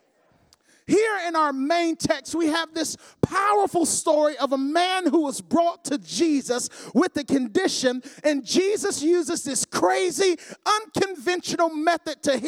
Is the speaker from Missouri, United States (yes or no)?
no; Nicholls, Georgia, United States; I come from Nichols, Georgia